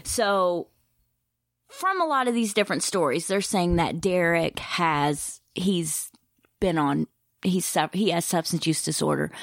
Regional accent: Eastern Kentucky, United States; I'm from Eastern Kentucky

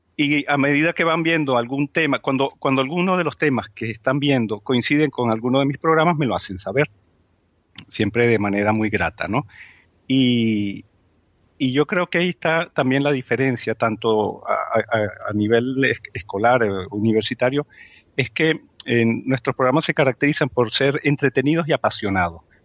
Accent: Spain; nuestra autoestima como, como, como españoles

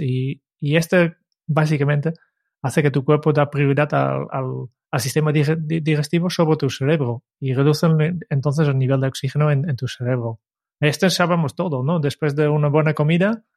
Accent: Netherlands; moved away; soy holandés

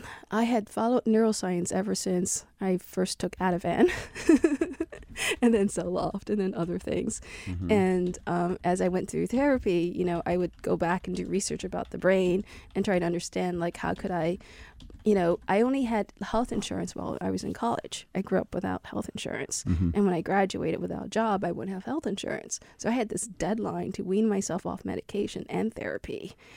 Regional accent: Ho Chi Minh City, Vietnam; born there; in my place where I was born in Vietnam, in Saigon.

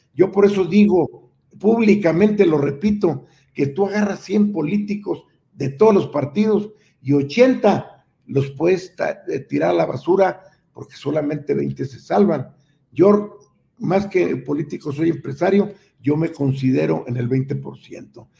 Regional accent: Nueva Rosita, Coahuila, Mexico; moved away as an adult; also born or lived in Monterrey; nos manejamos desde allá de Nueva Rosita a México

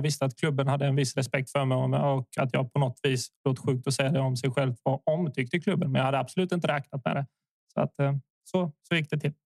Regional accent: Värnamo, Jönköping County, Sweden; also born or lived in Zvornik, Bosnia and Herzegovina / Kristianstad, Sweden; Så när jag var åtta ungefär så så flyttade vi till Värnamo

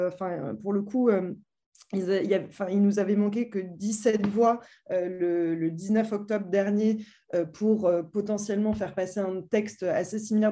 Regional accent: France; en tant que Français

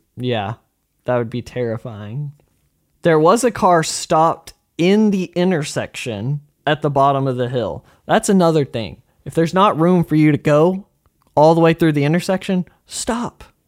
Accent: Arkansas, United States; we're from Arkansas

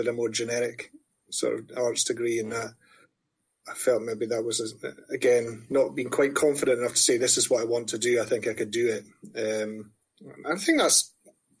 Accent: Dundee, Scotland, United Kingdom; moved away as an adult; also born or lived in New York; now in Edinburgh, United Kingdom; I grew up in Dundee in the 90s in terms of formative years and teenage years

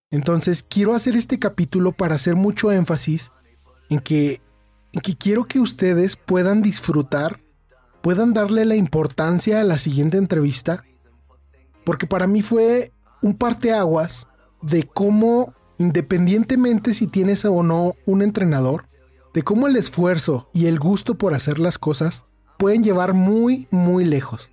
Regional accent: Mexico; also born or lived in Irapuato, Guanajuato; yo soy de México

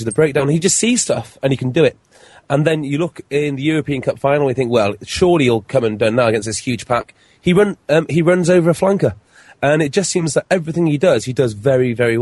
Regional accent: Wales, United Kingdom; as a Welshman

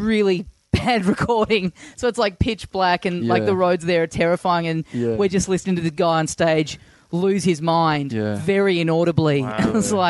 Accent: Melbourne, Victoria, Australia; I'm from Melbourne

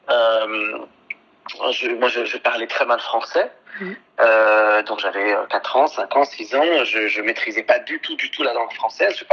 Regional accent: Beirut, Beirut Governorate, Lebanon; born there; Alors, je suis né euh, au Liban, euh, à Beyrouth, euh, en novembre 1980.

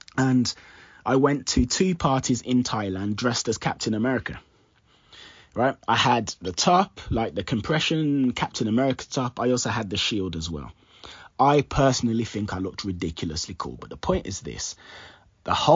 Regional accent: Jamaica; I'm Jamaican

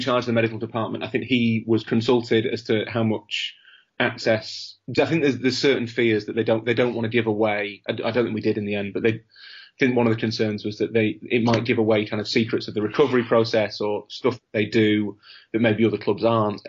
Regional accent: Leeds, Yorkshire and the Humber, United Kingdom; I'm from Leeds

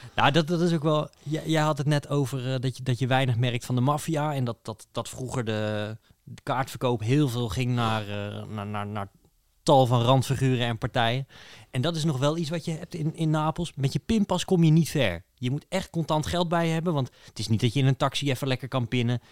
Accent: Netherlands; als Nederlander

